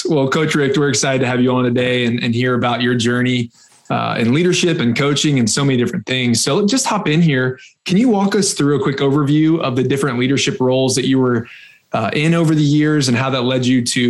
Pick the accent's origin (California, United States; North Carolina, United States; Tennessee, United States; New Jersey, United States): Tennessee, United States; Knoxville; I grew up in Knoxville, Tennessee.